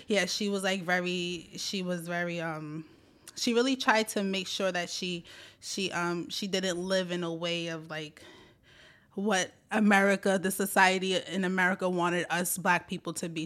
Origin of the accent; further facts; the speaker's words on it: Brooklyn, New York, United States; also born or lived in Staten Island, New York; I was born in Brooklyn, New York